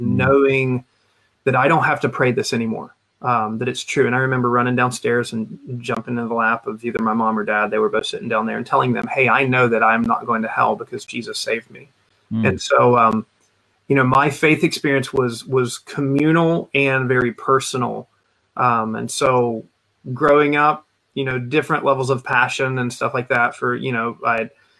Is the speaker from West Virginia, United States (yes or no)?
yes; Huntington, West Virginia, United States; I grew up just outside of Huntington, West Virginia, which is where Marshall University is